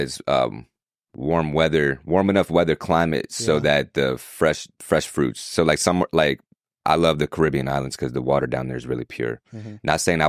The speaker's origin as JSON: {"language": "English", "region": "New York", "country": "United States", "tie": "born or raised there", "said": "I was born and raised in New York"}